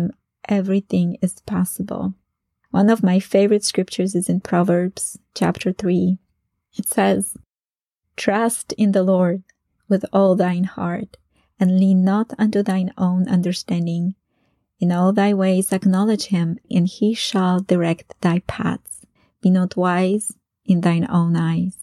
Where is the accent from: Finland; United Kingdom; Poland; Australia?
Poland; English is a second language; moved away as an adult; I returned to Poland